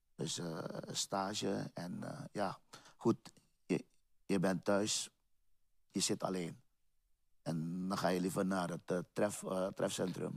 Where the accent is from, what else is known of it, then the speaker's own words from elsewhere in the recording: Paramaribo, Paramaribo District, Suriname; now in Utrecht, Netherlands; Ik ben geboren in Suriname, Paramaribo. Ik ben ook in eh, Paramaribo opgegroeid